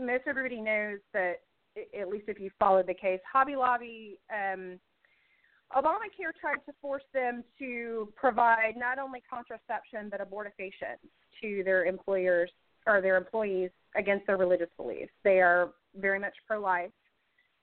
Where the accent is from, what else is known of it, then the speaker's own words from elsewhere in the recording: Indiana, United States; my home state